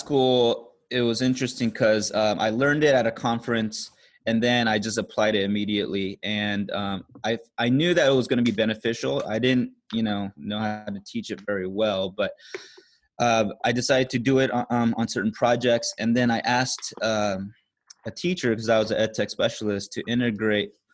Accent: California, United States; moved away as an adult; also born or lived in Korea; now in Singapore; I am from the States, uh, California specifically

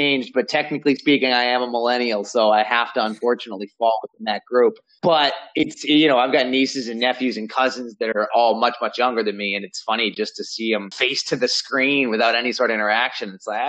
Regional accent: Sandwich, Massachusetts, United States; Growing up in Sandwich, I was in Forestdale, so it was kind of further away from the downtown.

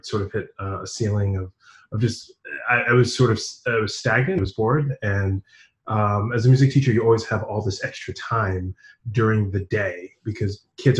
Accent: New York, United States; moved away; I'm originally from New York.

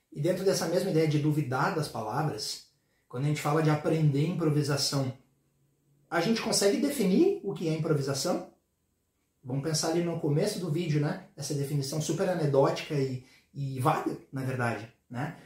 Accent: Porto Alegre, Rio Grande do Sul, Brazil; eu sou de Porto Alegre

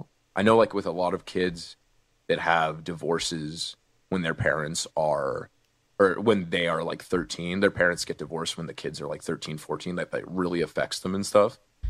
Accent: Oakland, California, United States; also born or lived in Martinez, California / San Leandro, California / Russia; I was born and raised in Oakland, California. Born and raised in Martina, in a hospital in Martina, California. But I was raised in Oakland, California, and San Leandro

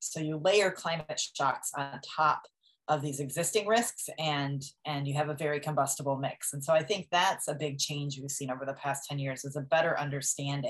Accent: Wisconsin, United States; my home state of Wisconsin, where I grew up

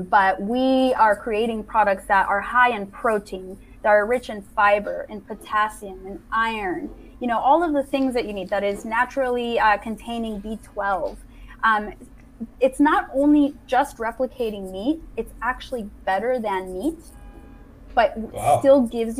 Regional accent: Mexico; I was born and raised in Mexico.

